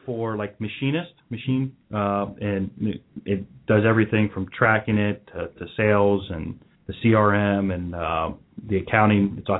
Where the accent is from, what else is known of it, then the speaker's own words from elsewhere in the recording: Norwood, Ohio, United States; now in West Chester, United States; Yeah, we're all from Norwood.